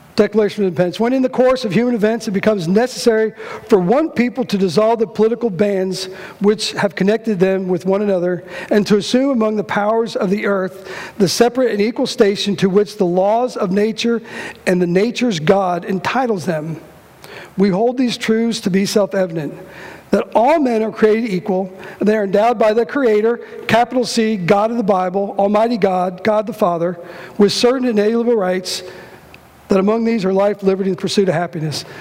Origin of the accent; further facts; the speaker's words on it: Cincinnati, Ohio, United States; I'm from Cincinnati